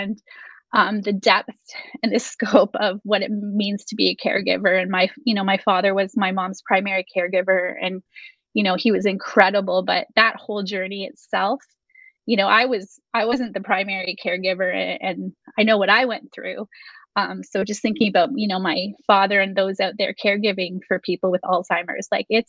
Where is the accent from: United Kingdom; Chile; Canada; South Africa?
Canada; We're Canadian